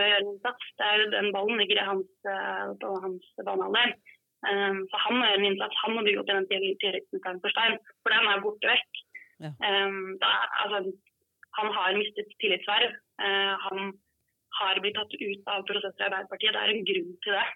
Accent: Skåtøy, Telemark, Norway; now in Oslo, Norway; så er jeg fra Skåtøy

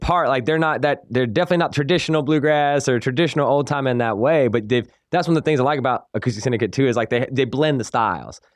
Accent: Salisbury, North Carolina, United States; accent: country; I grew up in Salisbury

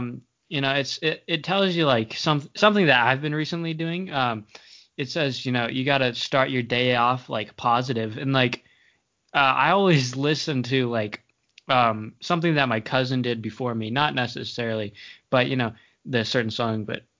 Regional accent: Tennessee, United States; born there; also born or lived in Maine; I was born in Tennessee, moved to Maine, moved here.

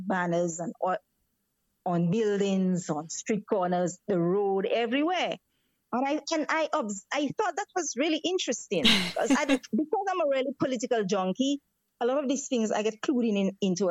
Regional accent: St. Lucia; we grew up in St. Lucia listening to Radio Barbados

